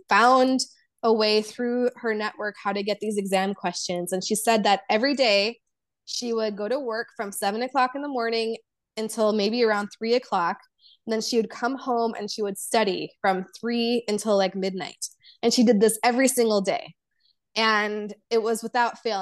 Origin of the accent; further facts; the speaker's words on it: Chicago, Illinois, United States; first language Polish and Serbian; English is a second language; growing up in America